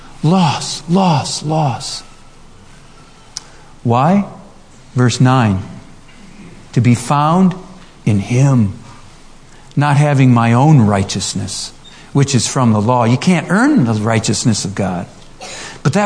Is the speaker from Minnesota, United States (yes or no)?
yes; Minnesota, United States; I grew up in Minnesota, not in a Christian home. The last name